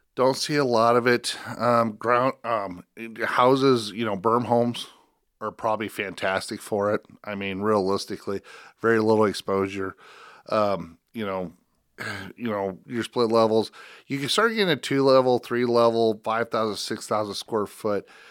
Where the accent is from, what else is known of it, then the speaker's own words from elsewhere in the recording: Spencer, Iowa, United States; I grew up in Spencer.